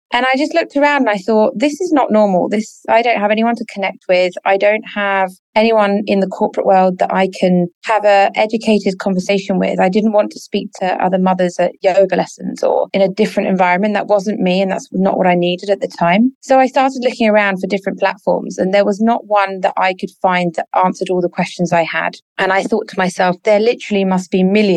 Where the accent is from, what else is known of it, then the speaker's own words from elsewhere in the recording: Sussex, South East England, United Kingdom; moved away as an adult; now in Dubai, United Arab Emirates; we lived in Sussex on the south coast of England. And that's where I was born and brought up